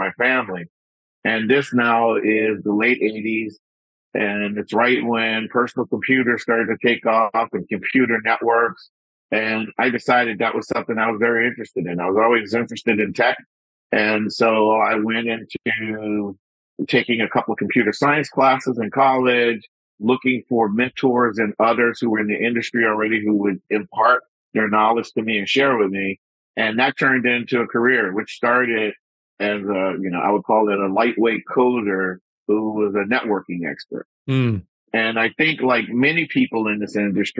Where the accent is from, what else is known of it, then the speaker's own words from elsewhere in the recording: New Orleans, Louisiana, United States; I'm originally from New Orleans, son of a Baptist minister. And so my musical background actually started in church.